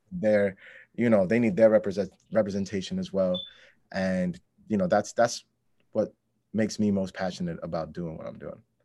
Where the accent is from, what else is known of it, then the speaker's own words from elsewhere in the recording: New York City, New York, United States; also born or lived in Bangladesh; I grew up in Astoria, which is right next, right next to Queensbridge projects